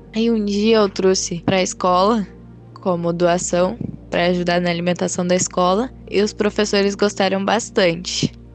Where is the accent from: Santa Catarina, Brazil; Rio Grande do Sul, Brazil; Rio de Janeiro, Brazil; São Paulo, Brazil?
Rio Grande do Sul, Brazil; Canguçu; eu tenho 15 anos e eu sou da Florida, segundo distrito de Canguçu